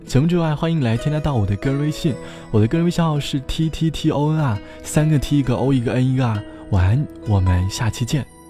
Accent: southern China, China; now in Shanghai, China; 从小在南方长大的我

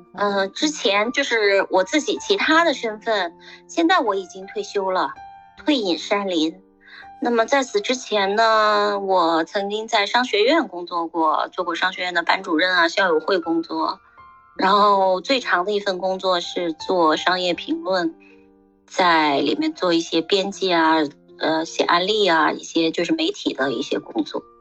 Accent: Xinjiang, China; moved away; also born or lived in Shanghai; 出生在新疆，长在新疆的一个，呃，父母来支边的。后来呢，呃，就去了上海，就是到内地去读书啊，然后留在内地工作啊，一直在内地待了这个大半，大半生嘛

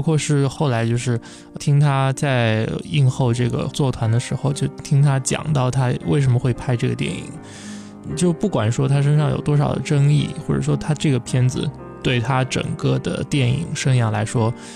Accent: southern China, China; 我是南方人

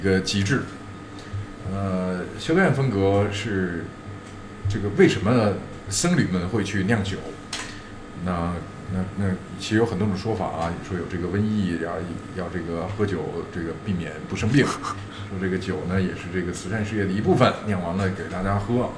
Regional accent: Beijing, China; 我本人是一个土生土长，基本上从来没有 长时间离开过北京的，包括上大学都在北京

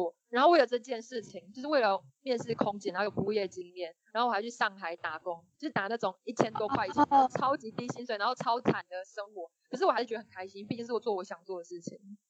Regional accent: Xiamen, Fujian, China; 然后我也希望我来自的地方就是福建可以让世界看见，因为通常别人问我说哦你从哪里来，然后我说厦门，他们说嗯厦门在哪里，然后我之后才会说中国

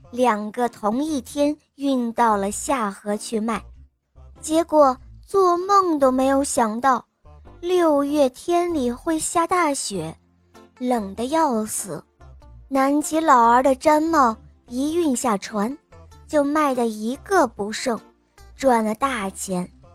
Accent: Shanghai, China; 今年七岁了，我来自上海，

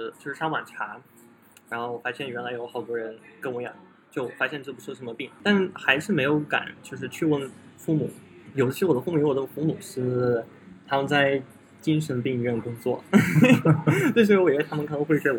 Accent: Russia; born there; Chinese is a second language; 可能是我就是出生的地方很小，是一个小城市，然后人口只有五千多人，所以我们那边

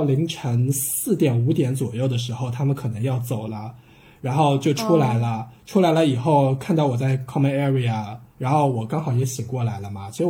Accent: China; 因为因为真的只有我一个中国人早上起来会把床铺稍微整理一下

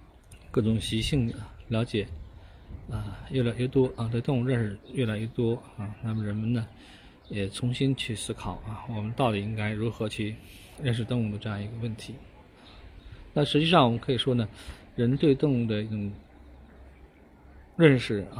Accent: China; 在我们中国人的文化里面啊，就觉得是呃唯有晦气的这样一种一种鸟类啊。

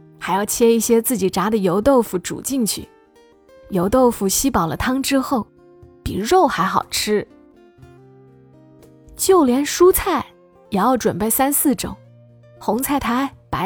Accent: Hunan, China; 我是湖南人，进门换一身棉睡衣，喝一杯热乎乎的芝麻豆子茶，再煮一碗甜酒糍粑，落胃为安后，这个年就算正式开启了。

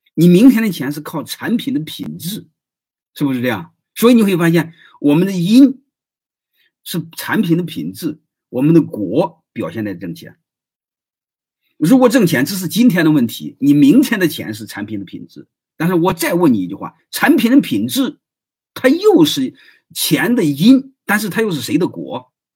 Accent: Henan, China; now in Shandong, China; 我是河南人，总部的人

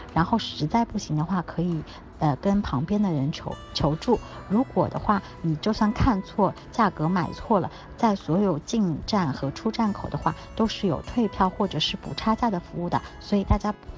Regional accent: China; 我们作为中国人来说，不懂日语也没有关系

